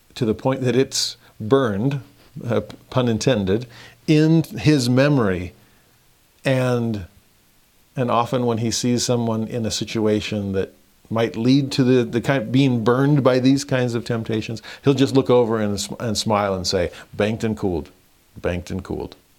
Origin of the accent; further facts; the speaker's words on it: Southern California, United States; growing up in Southern California